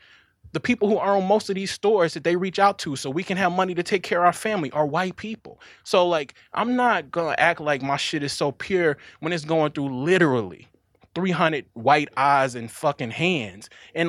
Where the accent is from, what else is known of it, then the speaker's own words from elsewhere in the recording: Mississippi, United States; One, again, I'm from Mississippi.